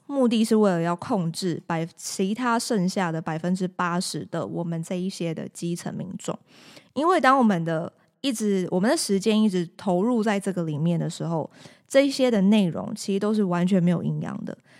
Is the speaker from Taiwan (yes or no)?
yes; Taiwan; 土生土长的这个台湾人